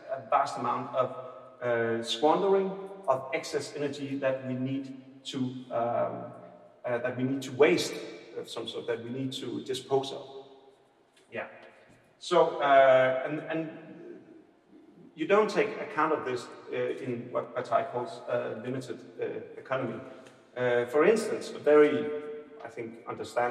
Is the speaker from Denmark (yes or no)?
yes; Aarhus, Central Denmark Region, Denmark; accent: Aarhus; English is a second language; I have an Aarhus accent when I'm talking English